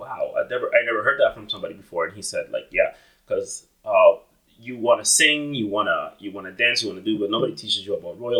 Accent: Dominican Republic; now in Canada; I'm from the Caribbean too. I'm originally from the Dominican Republic.

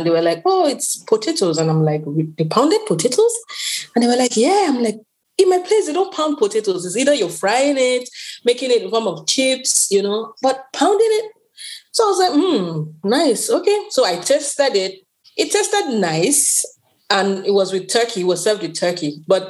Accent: South, Nigeria; We have the South. And I am from the South. Christine is from the eastern part of Nigeria. So we speak different languages, but we all unite with our Pidgin English.

